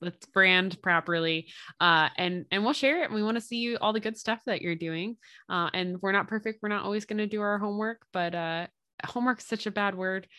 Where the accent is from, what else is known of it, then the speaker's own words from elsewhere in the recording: Philadelphia, Pennsylvania, United States; accent: Philly; now in Indiana, United States; moving back to Pennsylvania, if we end up going what we call down the shore, um, in the Philly area